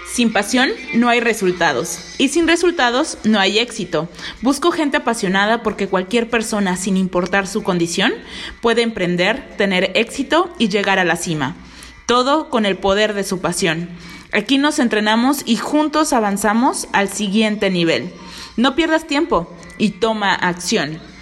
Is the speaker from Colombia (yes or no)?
no; Veracruz, Mexico; yo nací en el puerto de Veracruz, México. Soy jarocha de corazón